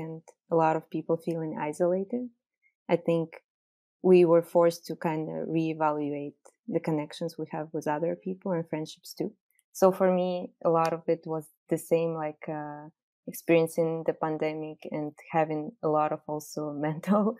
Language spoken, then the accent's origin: English; Kazakhstan; Growing up in Kazakhstan